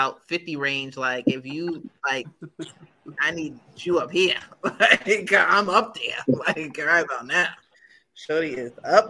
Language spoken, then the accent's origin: English; Long Island, New York, United States; we're from Long Island as well.